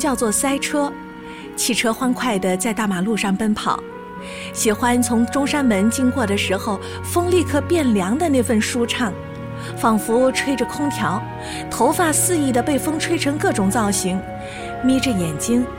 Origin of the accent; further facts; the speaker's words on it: Nanjing, Jiangsu, China; 我是地道的南京人，在南京生，在南京长大。小时候住在现在的金丝丽酒店附近，那里从地理位置上应该算是城市的西南边。